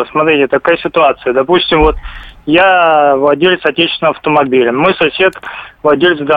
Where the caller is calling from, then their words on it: Rostov-on-Don, Rostov Oblast, Russia; Здравствуйте, Ростов.